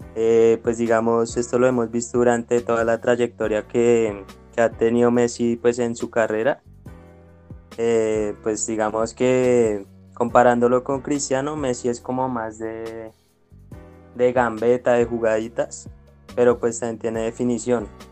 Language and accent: Spanish; Bogotá, Colombia; yo nací acá en Bogotá